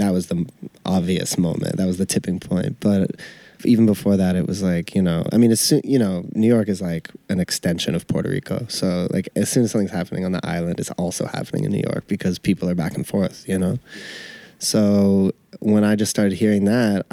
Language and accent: English; Canada; now in Brooklyn, United States; I'm white, Canadian